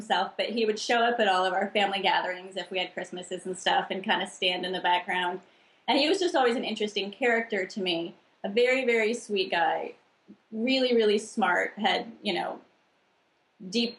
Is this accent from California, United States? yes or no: yes; El Cerrito, California, United States; I was born in El Cerrito, right next to Berkeley in California.